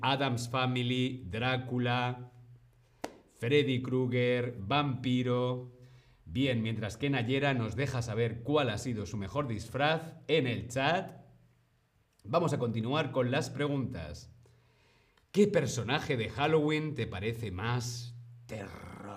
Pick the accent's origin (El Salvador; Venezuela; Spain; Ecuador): Spain; yo soy de España